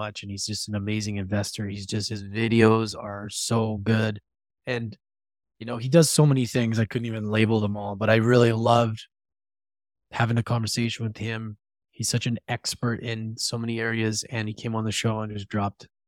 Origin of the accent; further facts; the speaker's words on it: Edmonton, Alberta, Canada; moved away; my hometown of Edmonton, Alberta, where I'm in right now, visiting my mom.